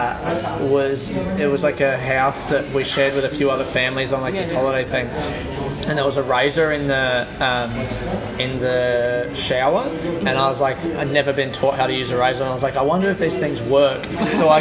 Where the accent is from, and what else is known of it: Australia